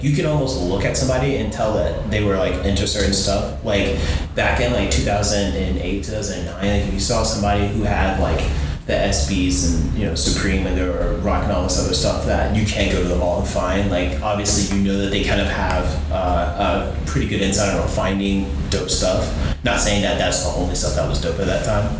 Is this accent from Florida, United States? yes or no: yes; Florida, United States; moved away; we're both from Florida originally